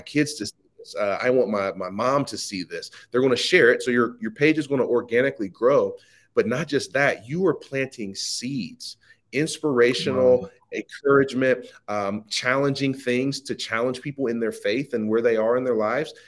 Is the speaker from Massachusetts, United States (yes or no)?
no; Midwest Ohio, United States; I'm born and raised in uh, Midwest Ohio.